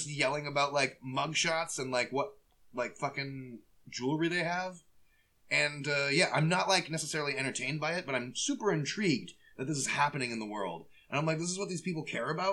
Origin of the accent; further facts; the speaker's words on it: Midwest, United States; I'm from the Midwest